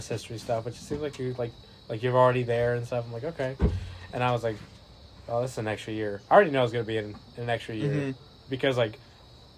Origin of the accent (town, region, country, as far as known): Ohio, United States